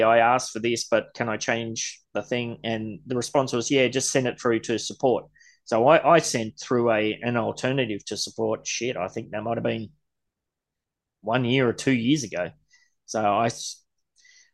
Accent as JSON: {"language": "English", "town": "Gold Coast", "region": "Queensland", "country": "Australia", "said": "I'm from the Gold Coast"}